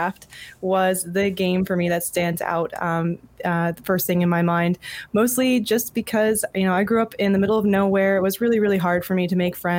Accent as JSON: {"language": "English", "town": "Jim Thorpe", "region": "Pennsylvania", "country": "United States", "tie": "born or raised there", "said": "I grew up in Jim Thorpe, Pennsylvania, in a very, very tiny town, northeast"}